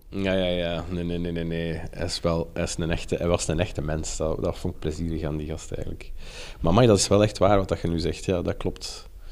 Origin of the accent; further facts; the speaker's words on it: Brussels, Brussels-Capital Region, Belgium; ik ben opgegroeid in Brussel